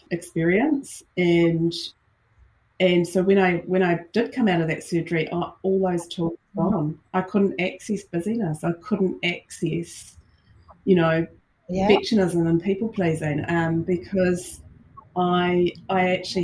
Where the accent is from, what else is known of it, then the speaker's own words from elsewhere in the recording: New Zealand; I'm Kiwi, based in New Zealand, live in New Zealand, born and bred